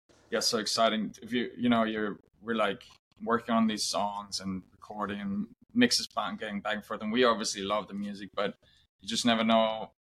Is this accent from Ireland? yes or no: no; Spain; also born or lived in Germany; now in Los Angeles, United States; I'm originally from Germany, but I grew up in Spain, only like 2 hours apart, but we met when we both lived in LA.